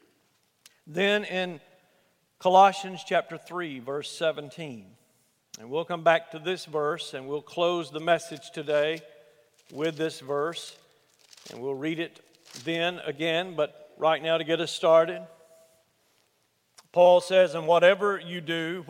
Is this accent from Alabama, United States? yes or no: yes; Alabama, United States; where I grew up in Alabama